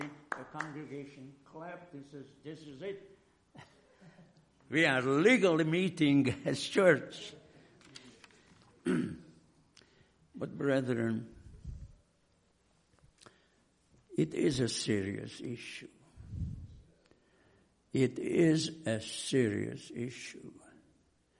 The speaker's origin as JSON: {"language": "English", "country": "Hungary", "moved": "yes", "said": "I came from Hungary, where we were under Russian occupation after World War II"}